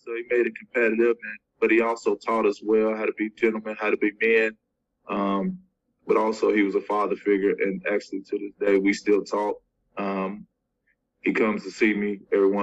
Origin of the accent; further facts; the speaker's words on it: Cincinnati, Ohio, United States; I'm from Cincinnati